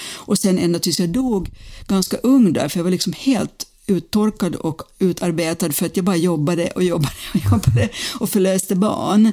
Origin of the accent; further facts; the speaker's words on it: Finland; moved away; also born or lived in United States; jag är från Finland från början